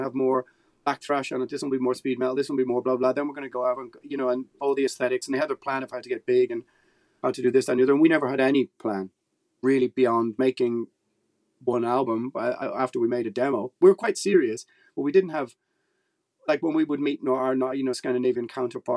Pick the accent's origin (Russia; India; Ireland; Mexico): Ireland; being Irish